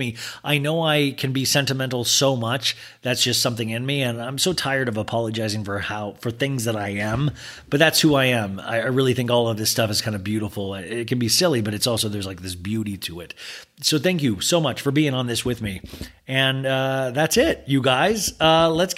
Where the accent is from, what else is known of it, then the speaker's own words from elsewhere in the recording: Kansas, United States; I grew up in Kansas